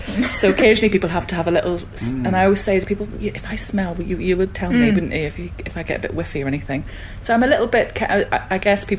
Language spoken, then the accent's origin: English; Belfast, Northern Ireland, United Kingdom; moved away; also born or lived in Netherlands; people at home are constantly complaining that I've lost my accent, but it's been whittled away over the years of living, well, just living away from Northern Ireland, because I lived in Holland